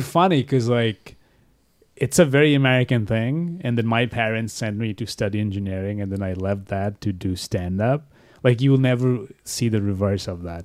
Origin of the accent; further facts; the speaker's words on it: Bangladesh; moved away as an adult; now in United States; I'm from Bangladesh